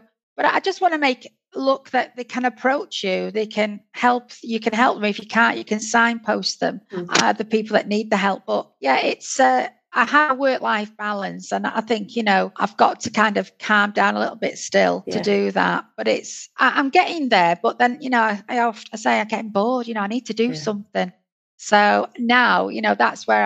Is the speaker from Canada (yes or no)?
no; United Kingdom; as a Northerner